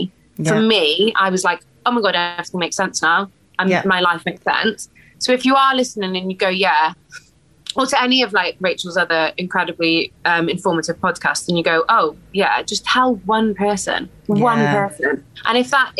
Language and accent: English; Wales, United Kingdom; because I'm Welsh, so